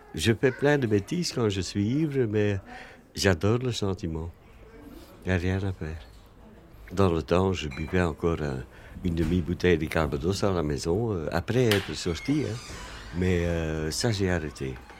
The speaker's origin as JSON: {"language": "French", "region": "Flanders", "country": "Belgium", "tie": "born or raised there", "moved": "yes", "lives_now": "Brussels, Belgium", "said": "je suis né en Flandre, mais je suis un très mauvais flamand."}